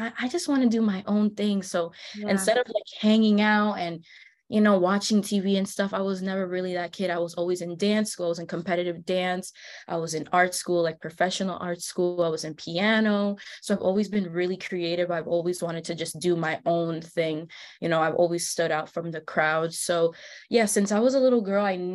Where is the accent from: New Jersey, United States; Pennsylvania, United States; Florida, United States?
New Jersey, United States; I'm originally from New Jersey. I was born and raised here